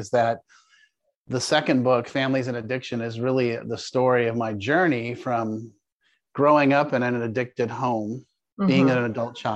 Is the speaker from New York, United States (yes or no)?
no; Palo Alto, California, United States; moved away as an adult; also born or lived in Denver, Colorado; now in Jacksonville, United States; I grew up in Palo Alto, California. I was born at Stanford University. You're actually speaking to a fourth generation California native.